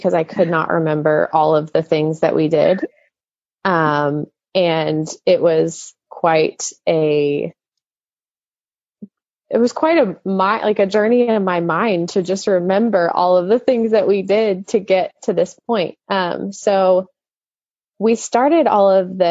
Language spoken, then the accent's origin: English; Dallas-Fort Worth area, Texas, United States; I grew up in the Dallas-Fort Worth area my whole life